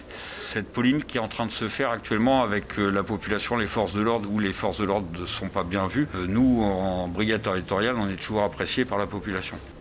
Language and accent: French; Normandy, France; moved away as an adult; je suis revenu en Normandie étant normand